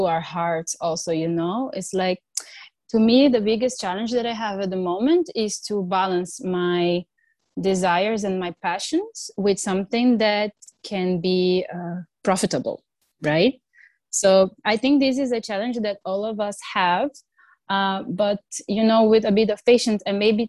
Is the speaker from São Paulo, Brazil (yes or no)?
no; Rio de Janeiro, Brazil; moved away; also born or lived in Germany; I come from Rio